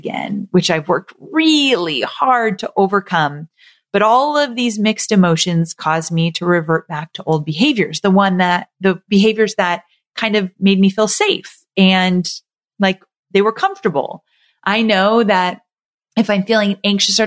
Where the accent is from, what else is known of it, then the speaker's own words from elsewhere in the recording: Southern California, United States; moved away as an adult; also born or lived in Santa Barbara, California; now in Nashville, United States; I was born and raised in Southern California, and I've lived there my entire life.